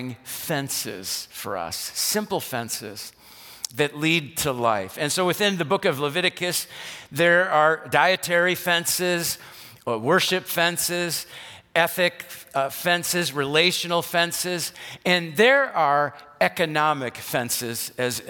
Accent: West Allis, Wisconsin, United States; I grew up in West Dallas on 76th Street, right by the Wisconsin State Fair Park

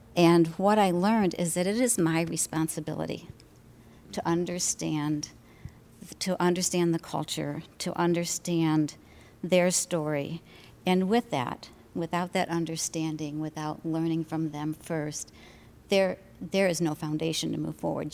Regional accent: Detroit, Michigan, United States; I grew up in Detroit and lived through the riots mm. in the '60s.

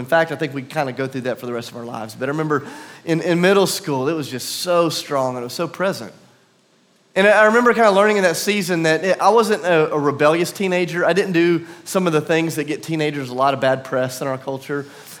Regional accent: South Carolina, United States; also born or lived in Tennessee; My family, I'm from South Carolina, but for a few years we lived in a small kind of hick town in southern, kind of middle Tennessee, not too far from here.

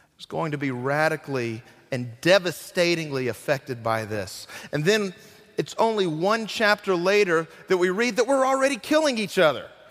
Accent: Burlington, North Carolina, United States; moved away; also born or lived in Graham; my hometown of Burlington

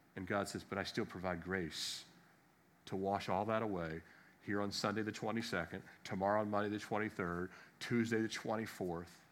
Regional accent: Annapolis, Maryland, United States; I was born in America, Annapolis, Maryland

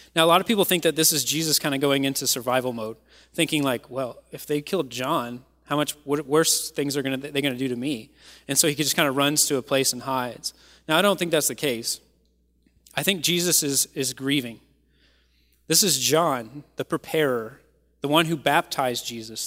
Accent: Kentucky, United States; moved away; I am from Kentucky

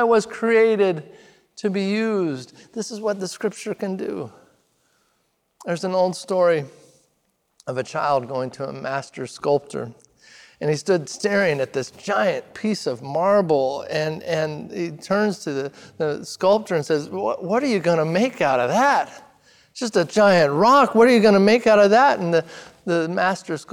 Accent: Redmond, Oregon, United States; moved away; I grew up in Redmond, Oregon, small town in central Oregon.

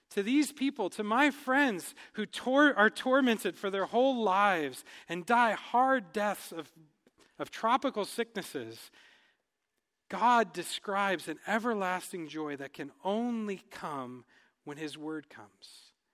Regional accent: United States; moved away as an adult; now in Cameroon; as, uh, Americans, as English speakers

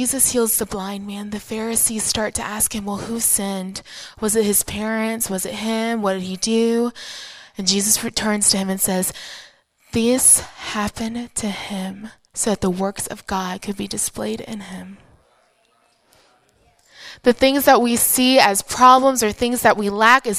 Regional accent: United States; I am an American from the greatest country in the world

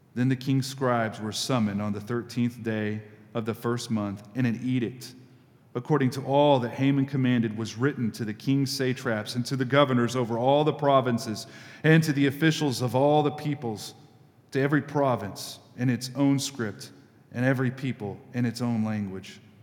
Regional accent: United States; as an American Christian

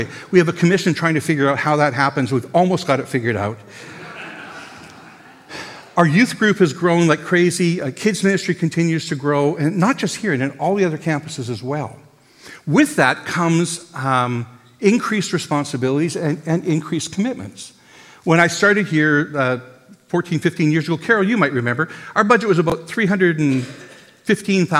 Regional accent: Canada; we're so Canadian

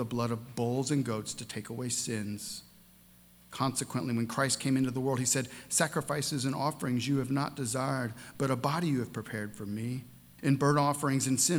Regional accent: St. Louis, Missouri, United States; my hometown in St. Louis, Missouri

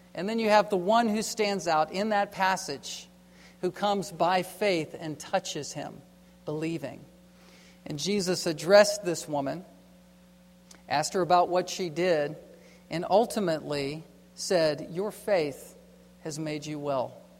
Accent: East Coast, United States; I grew up on the East Coast

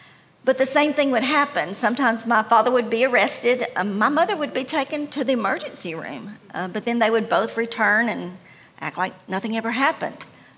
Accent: Tennessee, United States; I actually grew up in Middle Tennessee, but I couldn't call one place home because my family moved a lot.

